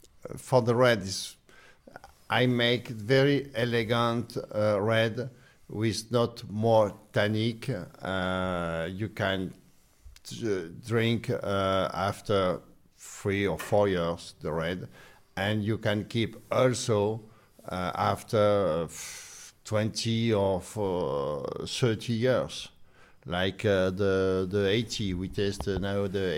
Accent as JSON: {"language": "English", "town": "Beaune", "region": "Bourgogne-Franche-Comté", "country": "France", "second_language": "English", "said": "My grandfather and me, I am from Burgundy, from Beaune."}